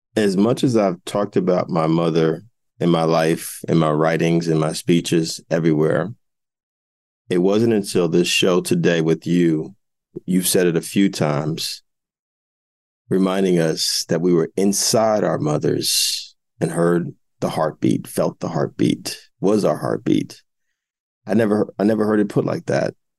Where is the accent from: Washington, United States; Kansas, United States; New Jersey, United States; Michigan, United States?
New Jersey, United States; Jersey City; my hometown of Jersey City